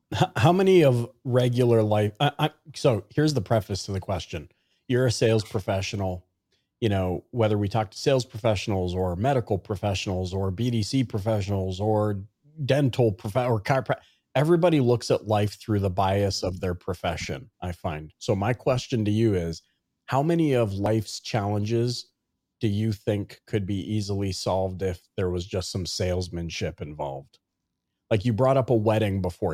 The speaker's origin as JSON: {"language": "English", "country": "Canada", "tie": "born or raised there", "said": "growing up in Canada"}